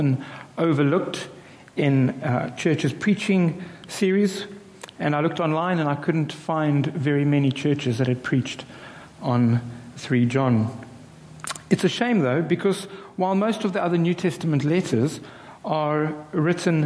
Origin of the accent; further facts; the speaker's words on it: South Africa; I'm a South African